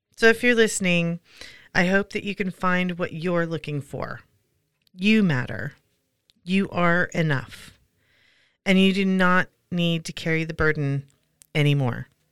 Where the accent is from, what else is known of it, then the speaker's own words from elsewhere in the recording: Pacific Northwest, United States; Growing up in the Pacific Northwest, we would visit our grandparents at Long Beach, Washington